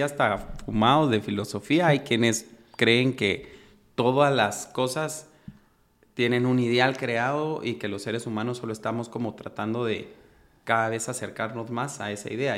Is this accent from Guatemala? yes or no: yes; Guatemala; los que somos guatemaltecos